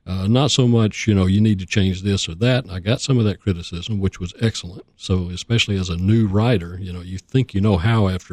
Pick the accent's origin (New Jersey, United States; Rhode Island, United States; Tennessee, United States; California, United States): Tennessee, United States; Oak Ridge; I grew up in Oak Ridge